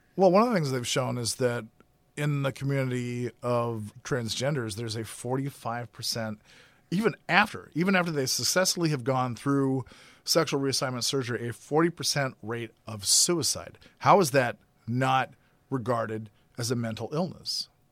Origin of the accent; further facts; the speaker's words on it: Grand Forks, North Dakota, United States; I grew up in Grand Forks, North Dakota